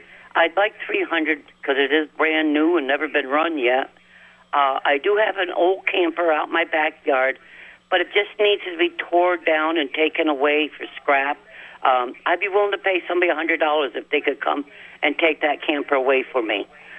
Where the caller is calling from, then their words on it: Milton, Vermont, United States; Good morning, Wild Bill. This is … from Milton.